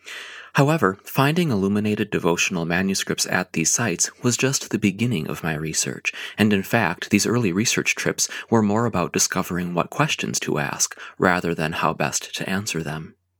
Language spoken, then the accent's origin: English; Minnesota, United States; moved away as an adult; also born or lived in Wilmington, Delaware; That summer, I moved from my home state of Minnesota to Wilmington, Delaware, to begin graduate studies at the Winterthur Museum and University of Delaware.